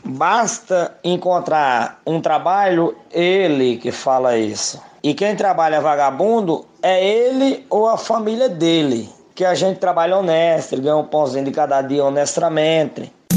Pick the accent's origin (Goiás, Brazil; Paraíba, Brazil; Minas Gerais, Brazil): Paraíba, Brazil; now in São Paulo, Brazil; eu sou do estado da Paraíba, resido aqui em São Paulo